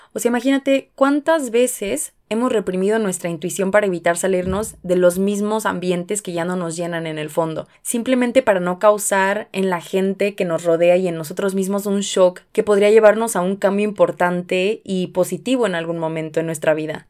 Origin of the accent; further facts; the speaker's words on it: Mexico; Tenemos cultura colectiva como mexicanos